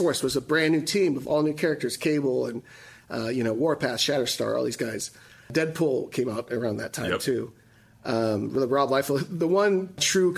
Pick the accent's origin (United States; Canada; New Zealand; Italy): United States; Texas; moved away as an adult; now in Pacific Northwest, United States; I'm Mexican. I grew up in Texas.